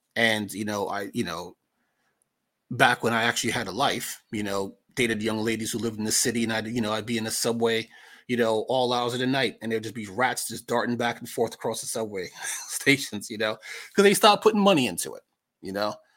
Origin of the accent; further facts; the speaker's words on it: New York, United States; moved away; also born or lived in Long Island; I'm from New York. I never learned how to drive because New York traffic is ridiculous as is.